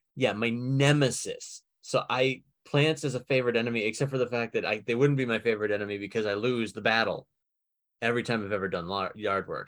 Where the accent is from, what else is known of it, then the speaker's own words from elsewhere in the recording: Somerville, Massachusetts, United States; moved away; I was born in Summerville, Massachusetts